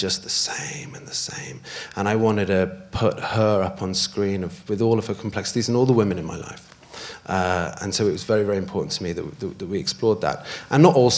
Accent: Wales, United Kingdom; the mountaintop scene is my favourite place on earth. It's where I grew up

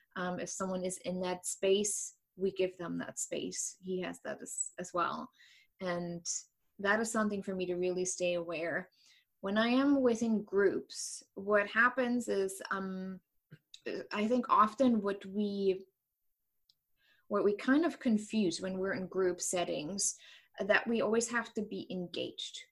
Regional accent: East Germany, Germany; English is a second language; moved away as an adult; now in United States; i grew up in east germany

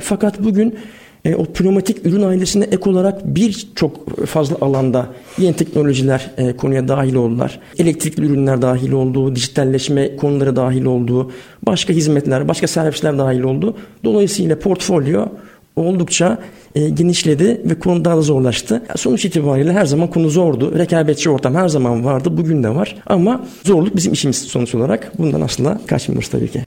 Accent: Sakarya, Turkey; moved away as an adult; also born or lived in Istanbul; ben bin dokuz yüz yetmiş yedi Sakarya doğumluyum. İlk orta ve lise öğrenimi Sakarya'da geçtikten sonra

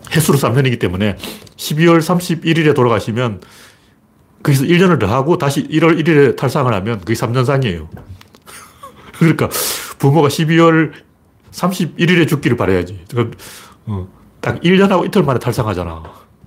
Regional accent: Gyeongju, North Gyeongsang, South Korea; 제가 경주 사람이기 때문에

